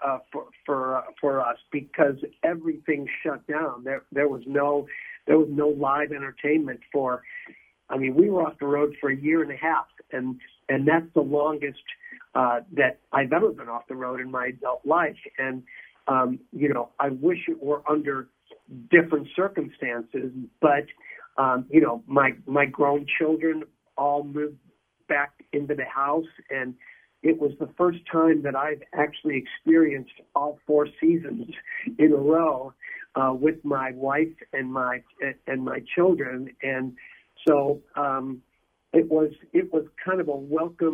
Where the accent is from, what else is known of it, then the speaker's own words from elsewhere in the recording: Midwest, United States; we're from the Midwest